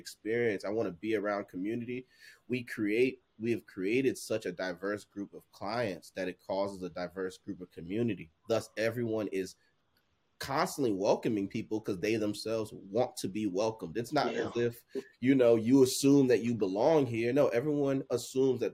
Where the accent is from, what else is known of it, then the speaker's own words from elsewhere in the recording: New Jersey, United States; also born or lived in Liberia; born in Liberia, coming to the States and growing up in Jersey